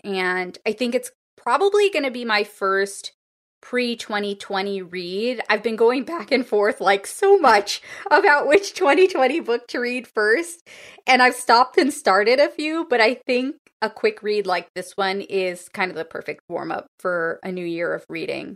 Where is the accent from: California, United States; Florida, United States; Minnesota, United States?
California, United States; Los Angeles; my hometown, Los Angeles